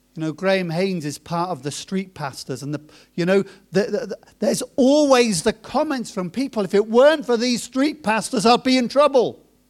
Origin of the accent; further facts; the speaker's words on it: Coventry, West Midlands, United Kingdom; moved away as an adult; also born or lived in Germany / Cambridge / Norwich / New Zealand; I was born in Germany, My parents moved from Germany to Cambridge and then from Cambridge to Coventry, and then I was in Coventry until I was about, uh, twenty-one, twenty-two.